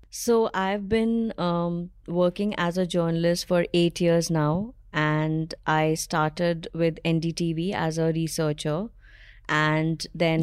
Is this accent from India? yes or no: yes; Allahabad, Uttar Pradesh, India; moved away as an adult; now in Delhi, India; I moved from my hometown, um, Allahabad, to Delhi.